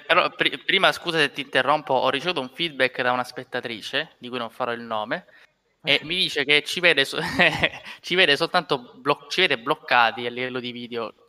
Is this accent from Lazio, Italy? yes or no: no; Sicily, Italy; noi da siciliani